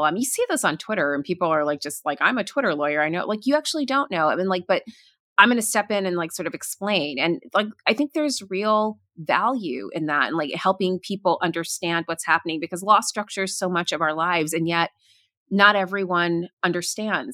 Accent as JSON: {"language": "English", "region": "Florida", "country": "United States", "tie": "born or raised there", "moved": "yes", "said": "I grew up in Florida, and, you know, when we first moved there"}